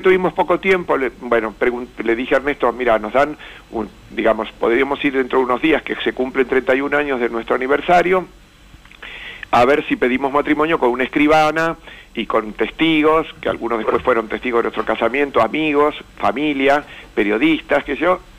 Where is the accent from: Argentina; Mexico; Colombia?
Argentina; Buenos Aires; yo soy de Recoleta, San Martín de Tours, Champañá